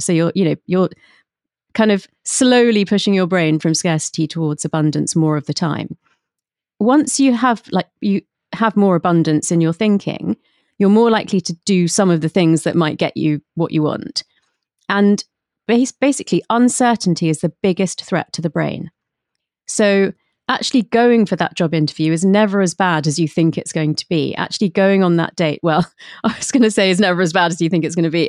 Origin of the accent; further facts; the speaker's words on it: London, United Kingdom; I was brought up in London, but by, um, my parents who had emigrated from India.